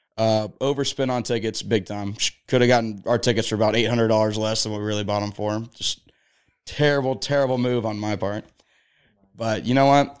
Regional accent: the South, United States; also born or lived in Nashville; I grew up in the South

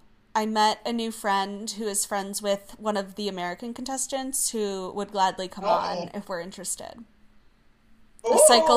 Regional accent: Australia; accent: Australian; I keep hearing me leaning a little German in my Australian accent

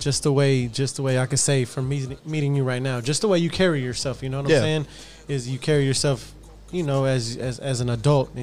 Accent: Houston, Texas, United States; Say from Southeast, baby. Southeast Houston, baby. That's, we got that Houston love, baby.

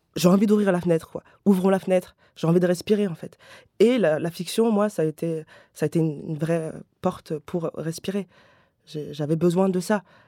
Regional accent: Paris, Île-de-France, France; je viens déjà de Paris

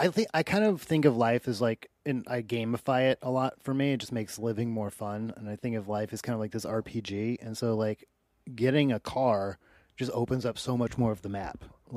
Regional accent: Maine, United States; Just like, but that's kind of what I grew up in Maine. That's all I did was rowdy bars.

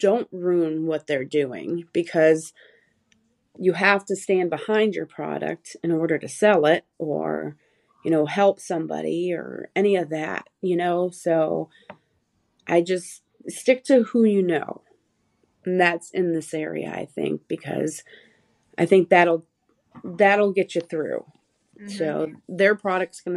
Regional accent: Michigan, United States; moved away; I'm originally from Michigan

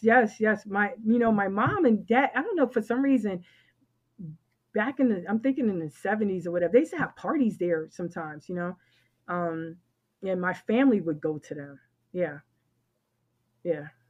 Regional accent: New York City, New York, United States; I'm from the Bronx

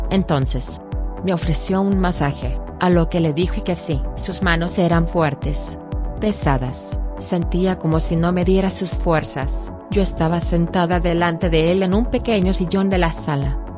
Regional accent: Argentina; soy de Argentina

